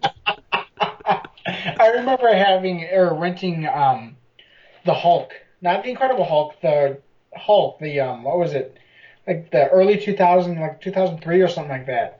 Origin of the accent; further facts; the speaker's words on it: Chicago, Illinois, United States; now in San Diego, United States; I'm from Chicago.